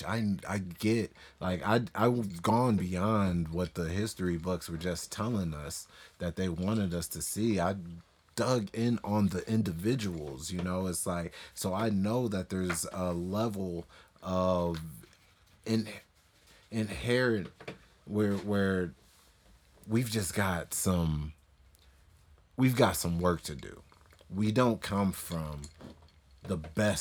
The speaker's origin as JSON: {"language": "English", "country": "United States", "accent": "American", "said": "an African American whose parents were, you know, fleeing war and civil war in Liberia"}